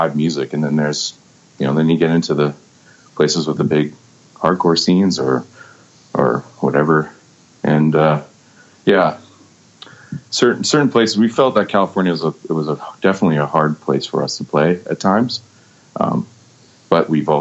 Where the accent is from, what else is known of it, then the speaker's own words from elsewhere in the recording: Vancouver, British Columbia, Canada; I was born and raised in Vancouver